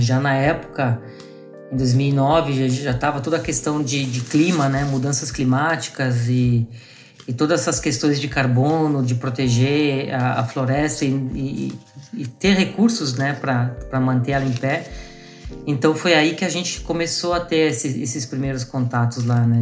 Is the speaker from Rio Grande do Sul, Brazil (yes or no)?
yes; Garibaldi, Rio Grande do Sul, Brazil; now in Florianópolis, Brazil; sou gaúcho, né? Eu tô morando aqui em Floripa, mas eu sou da serra aí de, de Garibaldi, né? De originado, então eu nasci, cresci aí no interior aí do estado